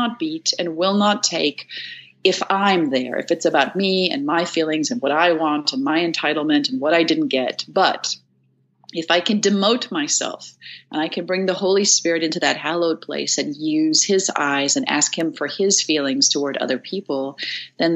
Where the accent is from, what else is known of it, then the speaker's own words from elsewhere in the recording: South Africa; I'm from South Africa.